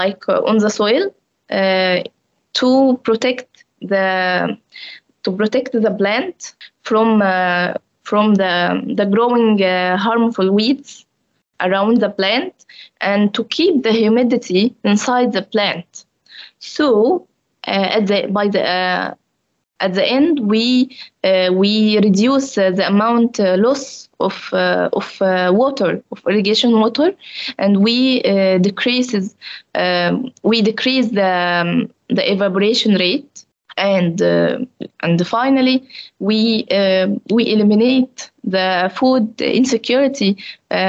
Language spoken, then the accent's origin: English; Egypt; moved away as an adult; I came from African country like Egypt.